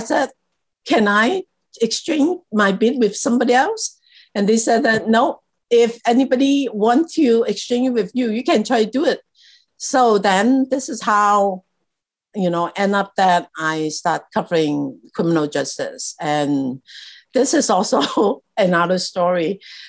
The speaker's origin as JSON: {"language": "English", "country": "Hong Kong", "tie": "born there", "also_born_or_lived": "Taiwan", "said": "I was born in Hong Kong."}